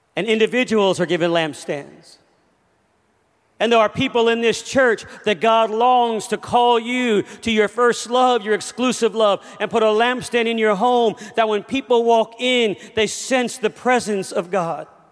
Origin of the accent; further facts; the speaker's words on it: Los Angeles, California, United States; I grew up in Los Angeles, California